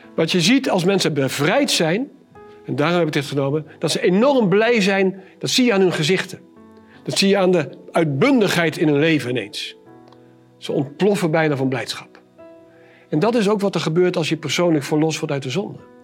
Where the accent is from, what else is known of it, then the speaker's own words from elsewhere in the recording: Arnhem, Gelderland, Netherlands; Ik kom uit Arnhem